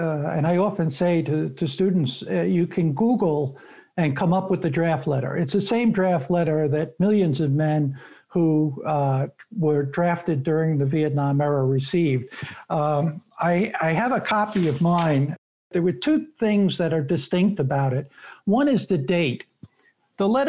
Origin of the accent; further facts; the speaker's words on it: New York City, New York, United States; moved away as an adult; I was born and raised in Brooklyn and lived there for many years before I moved out of the city. But I'm a Brooklyn kid